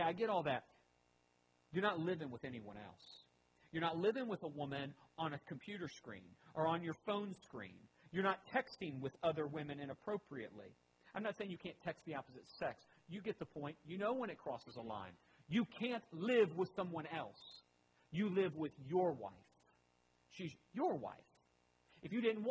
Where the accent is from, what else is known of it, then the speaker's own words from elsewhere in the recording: United States; I am American first and foremost